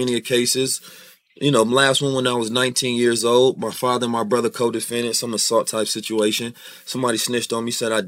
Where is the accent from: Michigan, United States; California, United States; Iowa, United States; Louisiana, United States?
California, United States; Oakland; also born or lived in St. Louis, Missouri; I grew up, and I was born in St. Louis, moved to Oakland when I was 2